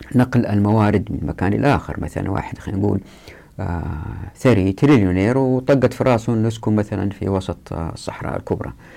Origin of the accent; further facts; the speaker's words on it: Taif, Makkah Province, Saudi Arabia; أنا مثلا اتولدت في الطائف وطفولتي في الطائف أحب الطائف